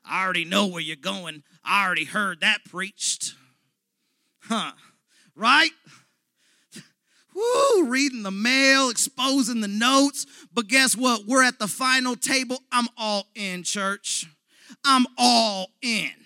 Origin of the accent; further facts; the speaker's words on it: United States; I was born here in America.